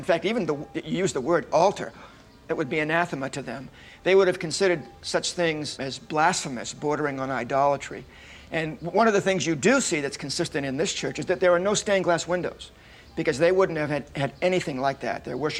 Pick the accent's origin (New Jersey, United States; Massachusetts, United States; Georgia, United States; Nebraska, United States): Massachusetts, United States; Plymouth; moved away; I was born and raised here in Plymouth, and I grew up in the church in the center of town